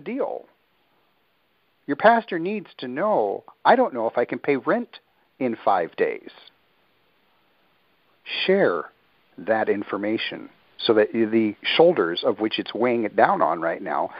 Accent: Midwest, United States; moved away; also born or lived in the islands; Growing up in the Midwest, where I'm accustomed to farmland, I can dig my hands at least a foot into the ground of that deep, loamy soil. I grew up with it

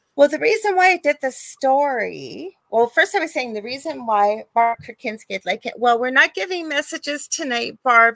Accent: Canada; I am a Canadian uh, spiritual psychic medium

